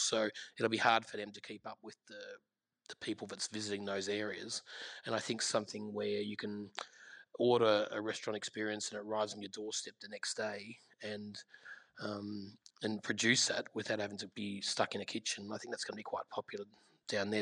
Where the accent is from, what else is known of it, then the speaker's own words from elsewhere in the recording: Gippsland, Victoria, Australia; I grew up in Gippsland and I grew up in a restaurant from the age of 11 called Powers Court